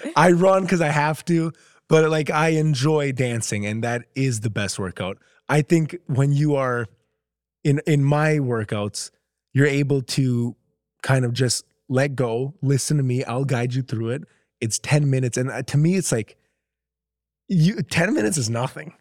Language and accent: English; Minnesota, United States; moved away as an adult; now in Los Angeles, United States; I grew up in Minnesota.